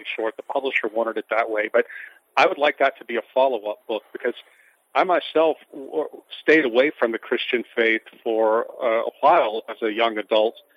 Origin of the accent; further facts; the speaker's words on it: St. Francisville, Louisiana, United States; now in Baton Rouge, United States; my hometown of St. Francisville